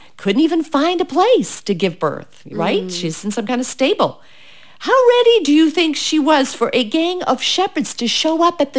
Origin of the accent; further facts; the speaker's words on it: United Kingdom; because I'm British.